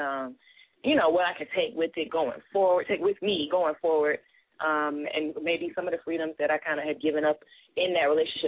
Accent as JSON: {"language": "English", "town": "Columbia", "region": "South Carolina", "country": "United States", "said": "I'm from Columbia, South Carolina. You know, I'm a Southern girl, a country girl"}